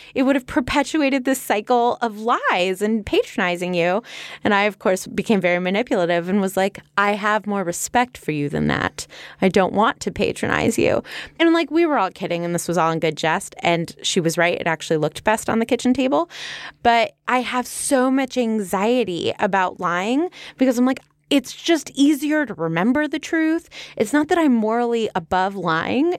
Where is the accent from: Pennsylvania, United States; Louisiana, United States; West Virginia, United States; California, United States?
California, United States; We're from California